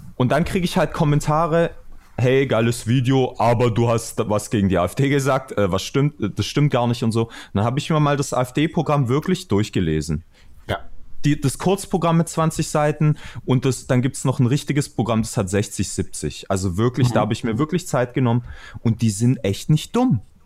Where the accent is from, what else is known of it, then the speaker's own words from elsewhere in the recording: Stuttgart, Baden-Württemberg, Germany; woher kommst du? Aus Stuttgart